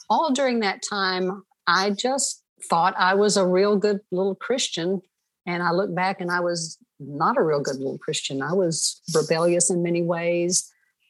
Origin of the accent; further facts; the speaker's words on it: Stonewall, Oklahoma, United States; I was born in Stonewall, Oklahoma, you know, nowhere America. And this just had an idyllic sort of a leave it to beaver growing up